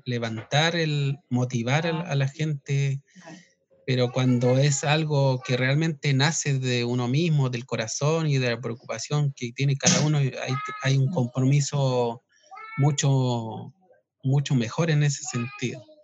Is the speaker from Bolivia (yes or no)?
no; southern Chile, Chile; originariamente nosotros somos de acá del sur. Eh, nuestro territorio ancestral eh, abarcaba desde Santiago al sur hasta Chiloé